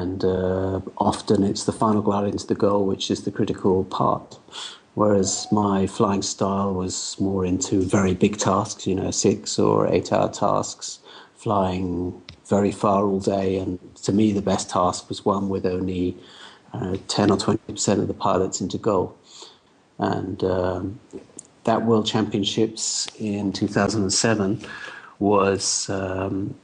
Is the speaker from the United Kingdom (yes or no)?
yes; United Kingdom; being British at the time